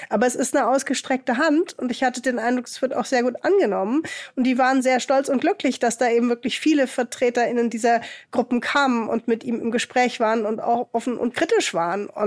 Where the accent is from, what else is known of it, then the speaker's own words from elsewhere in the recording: Hamburg, Germany; auch in Hamburg, was halt sehr stark migrantisch geprägt ist. Hier in meiner Heimatstadt hat jedes zweite Kind einen Migrationshintergrund.